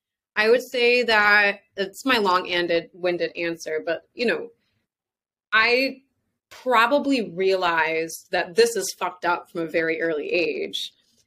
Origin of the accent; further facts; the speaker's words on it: India; does it have to be this way just because I'm Indian? Like, what is it about being born into this that means I have to be like this?